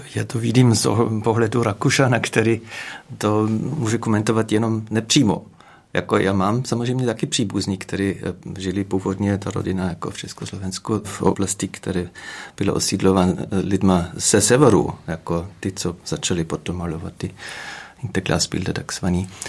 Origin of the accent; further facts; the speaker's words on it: Sandl, Upper Austria, Austria; Czech is a second language; moved away as an adult; also born or lived in České Budějovice; now in Kaplice, Czech Republic; odkud pocházím já, to je malá vesnice Sandl